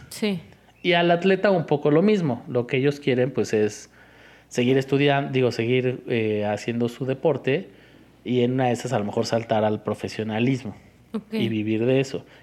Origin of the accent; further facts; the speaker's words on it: Iztapalapa, Mexico City, Mexico; porque soy de Iztapalapa